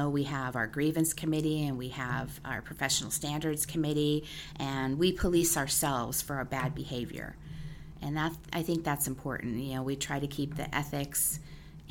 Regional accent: Orange County, California, United States; moved away as an adult; also born or lived in Hawaii; I'm originally from Orange County

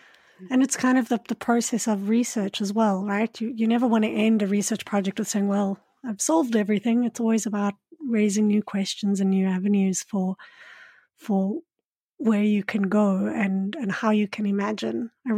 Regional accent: Johannesburg, Gauteng, South Africa; And I grew up in Johannesburg, and we'd often call it, I think at one point it was called the largest man-made forest, because we have so many.

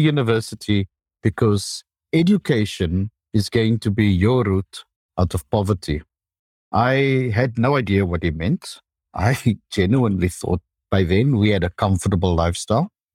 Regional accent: South Africa; I finished high school in South Africa

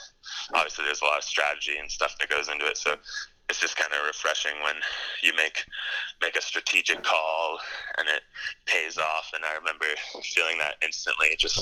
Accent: Pacific Northwest, Washington, United States; I grew up in the Pacific Northwest in Washington.

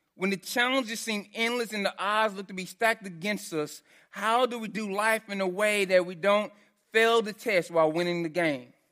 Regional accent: Texas, United States; so I grew up in Texas

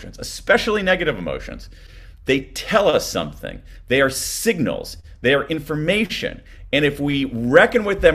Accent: United States; accent: American; from my accent that I'm an American

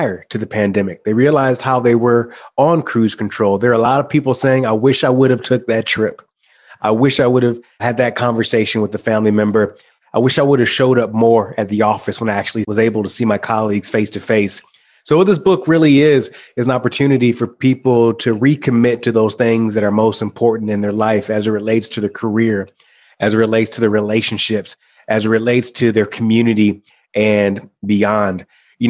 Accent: Michigan, United States; moved away; I decided to go back home to my hometown, my small hometown in Michigan

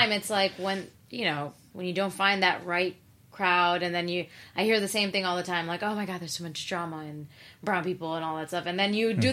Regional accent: New York City, New York, United States; I was from Queens

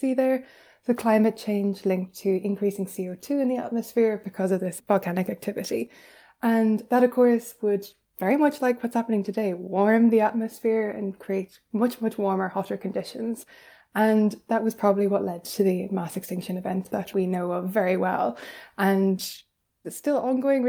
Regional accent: Ireland; as an Irish person

